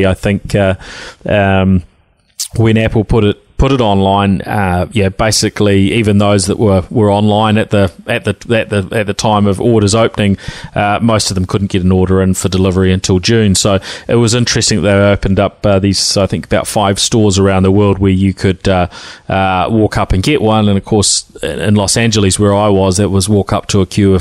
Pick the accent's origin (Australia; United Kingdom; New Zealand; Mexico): New Zealand; accent: Kiwi twang; my Kiwi twang